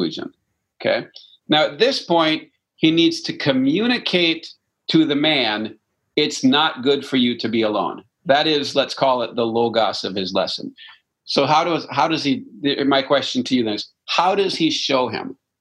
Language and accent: English; Canada; I'm French Canadian